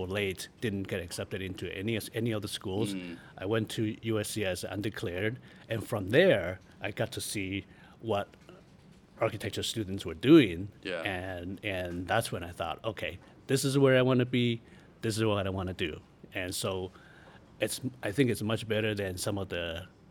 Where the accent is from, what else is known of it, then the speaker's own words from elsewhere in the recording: Taitung, Taitung County, Taiwan; I actually grew up in Taitung.